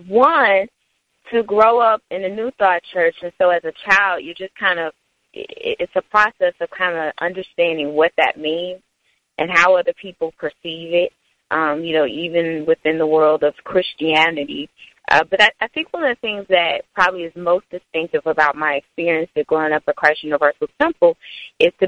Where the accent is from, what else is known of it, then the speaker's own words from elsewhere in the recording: Chicago, Illinois, United States; I'm a native Chicagoan from the far south side of the city